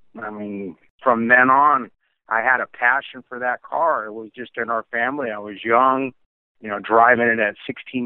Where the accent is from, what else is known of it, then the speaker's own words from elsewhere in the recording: Lakewood, California, United States; I was brought up in Lakewood